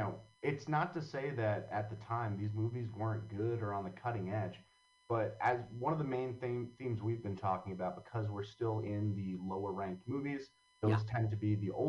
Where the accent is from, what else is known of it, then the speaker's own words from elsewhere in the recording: Long Valley, New Jersey, United States; now in Hoboken, United States; I grew up in Long Valley, New Jersey, which if anyone doesn't know where that is, it's in Morris County, right up against the Pennsylvania border. And I grew up right across from a horse farm. Mm-hmm. So it's pretty rural. I had like a quarter mile long driveway.